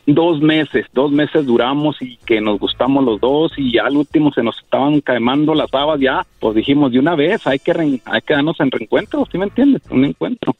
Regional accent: Chihuahua, Mexico; now in Kansas, United States; soy de Chihuahua y vivo en Kansas

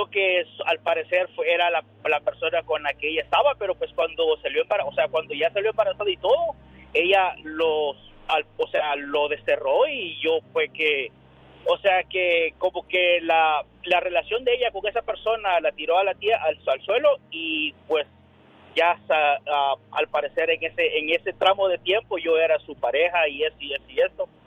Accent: El Salvador; also born or lived in Las Vegas, Nevada; now in Monte, California, United States; un día salí del Salvador, pero El Salvador nunca salió de mí.

